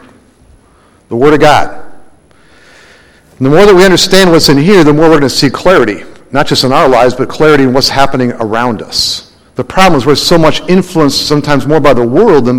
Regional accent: Minnesota, United States; now in Arizona, United States; when I was a kid growing up in Minnesota

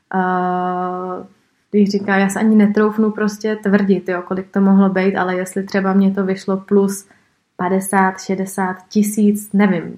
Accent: Prague, Czechia; já jsem prostě z Prahy, I moje škola byla vždycky v Praze

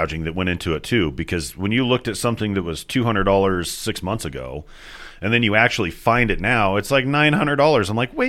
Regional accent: Wyoming, United States; And I grew up in Wyoming.

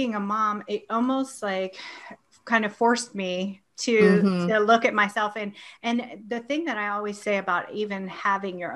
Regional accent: Ohio, United States; also born or lived in California; I came back to Ohio from California

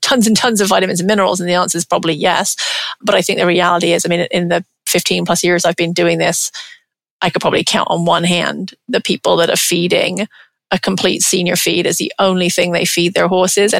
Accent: England, United Kingdom; moved away; I'm English, grew up in England

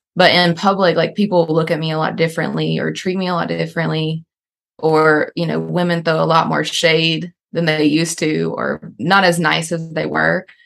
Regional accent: North Carolina, United States; born and raised in North Carolina

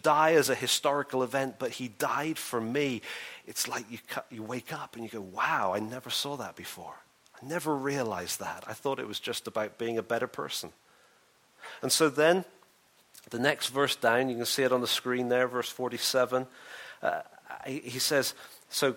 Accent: England, United Kingdom; I'm English

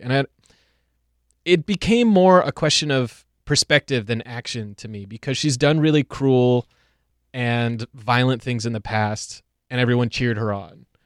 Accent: United States; we as American T V watchers and American citizens

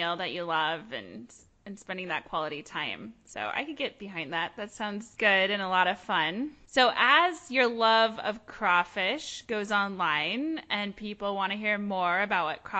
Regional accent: Seattle, Washington, United States; I'm from Seattle

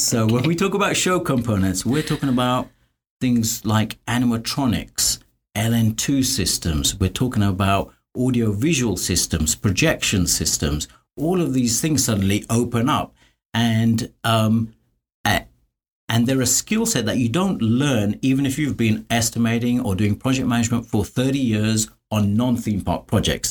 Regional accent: London, United Kingdom; moved away as an adult; I grew up in London

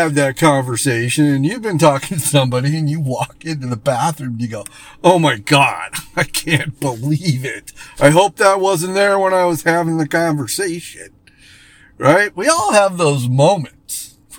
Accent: West Palm Beach, Florida, United States; now in Arizona, United States; You know, I came from West Palm Beach, Florida, so Florida can be pretty humid, but Arizona's got its fair share

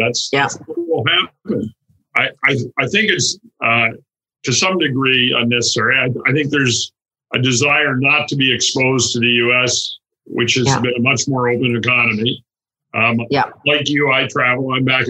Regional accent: Canada; now in United States; I'm vaccinated, but and I'm a Canadian.

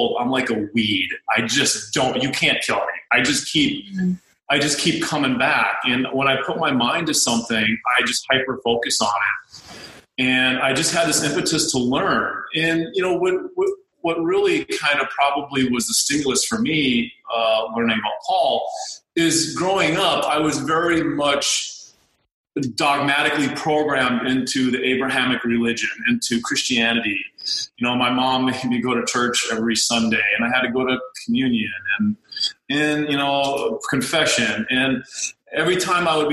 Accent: North Dakota, United States; now in Fort Lauderdale, United States; I was born and raised in North Dakota

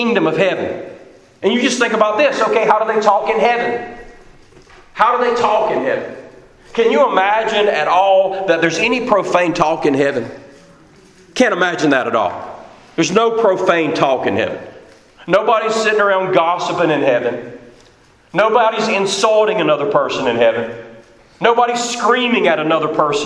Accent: United States; also born or lived in Haiti; I was an American living in another country, but my citizenship in this country is what shaped me

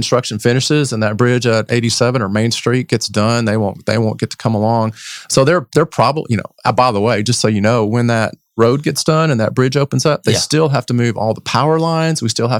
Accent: Texas, United States; I'm a native Texan

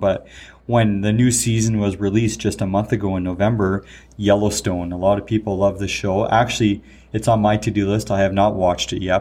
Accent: Canada; we're Canadian.

